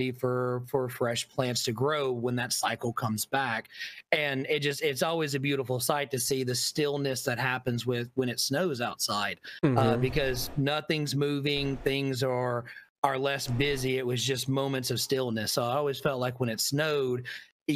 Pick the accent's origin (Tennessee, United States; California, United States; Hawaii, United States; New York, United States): Tennessee, United States; moved away as an adult; now in Florida, United States; growing up in Tennessee